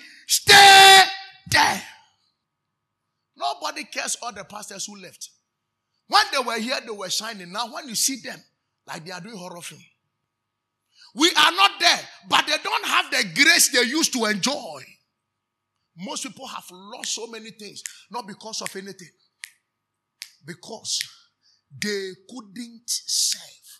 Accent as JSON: {"language": "English", "area": "Nzema", "region": "Western Region", "country": "Ghana", "said": "I'm from Nzema"}